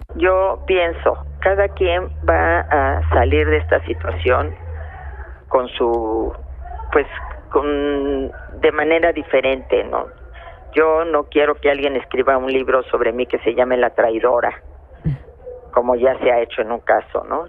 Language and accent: Spanish; Mexico; como mexicana